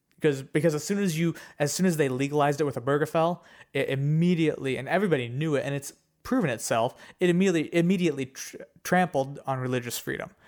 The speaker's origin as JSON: {"language": "English", "country": "United States", "said": "we are Americans"}